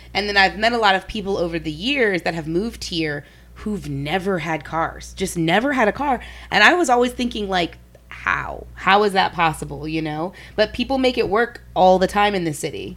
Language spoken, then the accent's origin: English; New Orleans, Louisiana, United States; where I'm from is Different. New Orleans